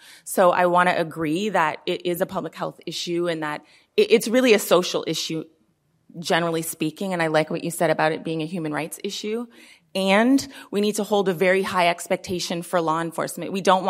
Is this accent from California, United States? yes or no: yes; Oakland, California, United States; I mean, I'm from Oakland, and the law enforcement budget is like more than half of the city's budget, right?